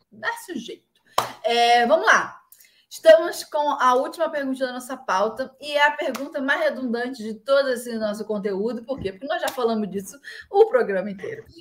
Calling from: Pernambuco, Brazil; Oi, Fernanda. … sou de Vimirim, Pernambuco

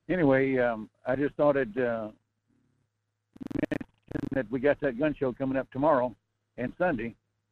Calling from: North Pole, Alaska, United States; North Pole, Fairbanks area.

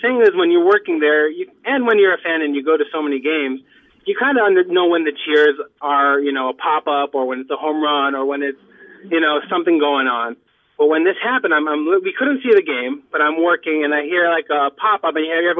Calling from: Far Rockaway, New York, United States; … from Far Rockaway.

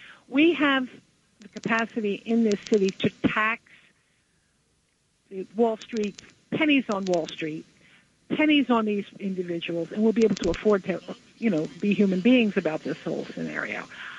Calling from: New Jersey, United States; from New Jersey.

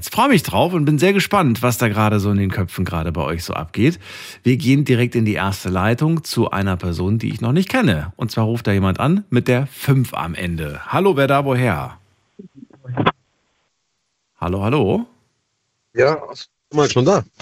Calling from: Biberach, Baden-Württemberg, Germany; Äh, aus Biberach, Richtung Neu-Ulm.

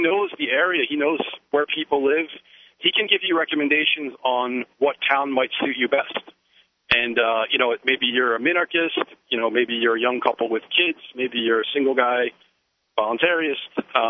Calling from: Connecticut, United States; I'm calling from Connecticut. I'm racing back to beat a snowstorm in Philadelphia.

